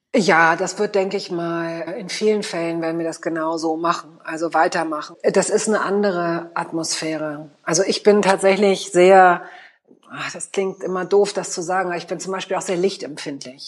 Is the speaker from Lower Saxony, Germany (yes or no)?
yes; Hanover, Lower Saxony, Germany; moved away as an adult; also born or lived in Hamburg; now in Berlin, Germany; Ich komme gebürtig aus Hannover. Ähm, Hannover war okay fürs Großwerden. Also im Sinne von Aufwachsen